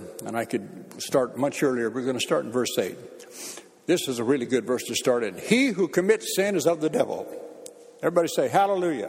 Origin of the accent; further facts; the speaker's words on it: Bakersfield, California, United States; moved away as an adult; now in United Kingdom; when I used to go back home to my hometown of Bakersfield